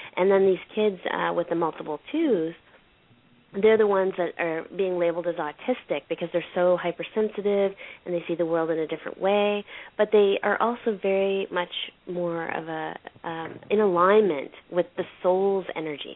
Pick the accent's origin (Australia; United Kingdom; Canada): Canada; I'm from Canada